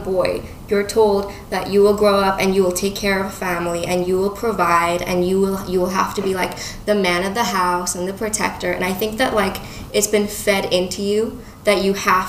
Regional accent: Dubai, United Arab Emirates; also born or lived in United Kingdom; now in Toronto, Canada; growing up in Dubai

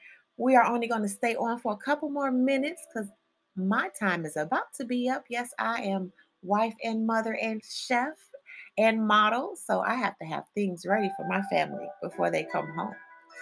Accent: Chicago, Illinois, United States; this song reminds me of just growing up in Chicago.

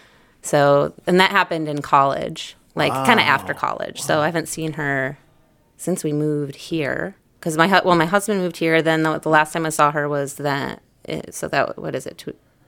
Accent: Kalamazoo, Michigan, United States; moved away; I'm from Michigan. Kalamazoo.

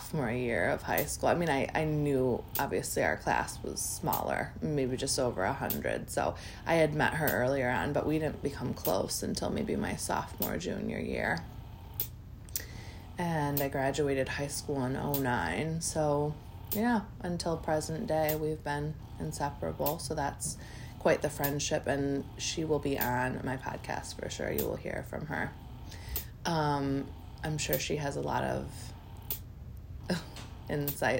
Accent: Michigan, United States; also born or lived in Grand Rapids, Michigan; I'm also from Michigan, so was born in Grand Rapids, which is the west side of the state, and adopted by my lovely parents that live on the east side

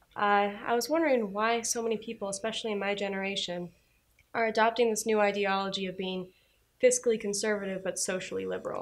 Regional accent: Minnetonka, Minnesota, United States; I'm from Minnetonka, Minnesota.

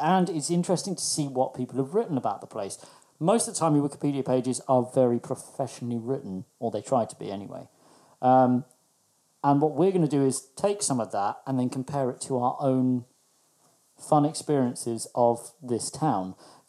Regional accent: Broadstairs, South East England, United Kingdom; when I grew up in Broadstairs

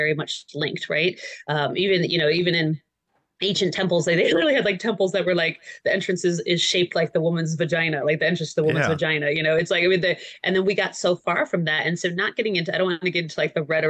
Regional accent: Michigan, United States; Michigan girl

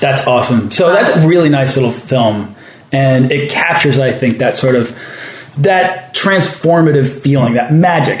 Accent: Weston, Massachusetts, United States; also born or lived in Cape Cod; I'm from Weston. I was like, wait a minute, that's where I grew up.

